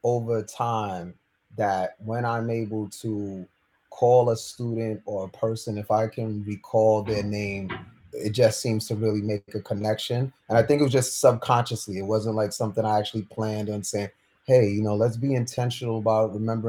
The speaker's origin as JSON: {"language": "English", "town": "New York City", "region": "New York", "country": "United States", "tie": "born or raised there", "said": "I grew up in New York City"}